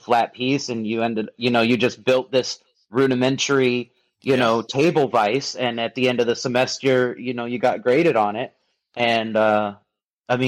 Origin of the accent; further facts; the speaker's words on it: Joliet, Illinois, United States; grew up in Northern Illinois near Chicago